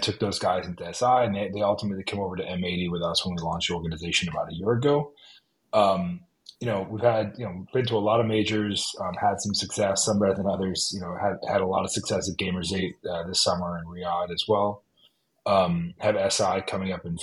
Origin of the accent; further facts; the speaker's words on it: Miami, Florida, United States; moved away as an adult; also born or lived in Boston, Massachusetts; now in New England, United States; Originally, I'm from Miami, Florida, is where I grew up